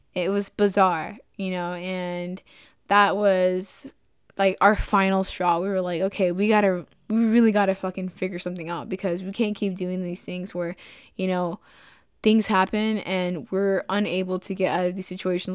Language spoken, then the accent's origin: English; Dallas, Texas, United States; moved away as an adult; now in Spartanburg, United States; I'm from Dallas, Texas